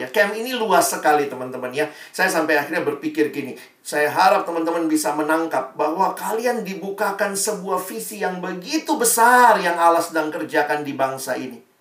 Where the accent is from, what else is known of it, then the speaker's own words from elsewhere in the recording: Indonesia; born there; Teman-teman dan saya kan nggak lahir di Palestina ya, kita nggak lahir di Israel. Kita lahirnya di Indonesia, berkarya di Indonesia